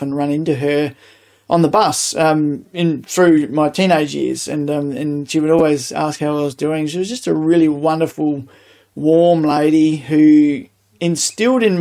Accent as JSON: {"language": "English", "town": "Adelaide", "region": "South Australia", "country": "Australia", "tie": "born or raised there", "said": "growing up in Greenacres, which is northeast suburbs of Adelaide."}